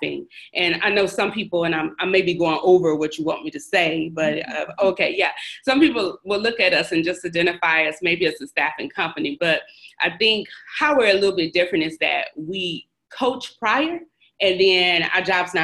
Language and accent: English; Shreveport, Louisiana, United States; I am originally from Shreveport, Louisiana